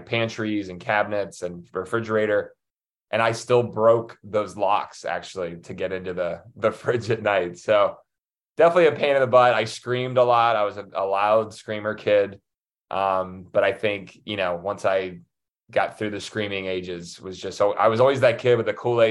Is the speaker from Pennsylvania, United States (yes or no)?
yes; Pittsburgh, Pennsylvania, United States; born or raised there; also born or lived in Chicago, Illinois